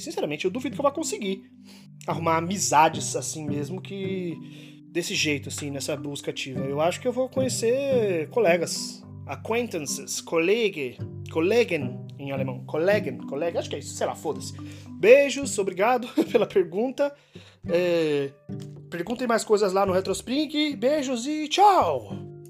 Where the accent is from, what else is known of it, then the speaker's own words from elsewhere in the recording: Brazil; moved away; eu sou brasileiro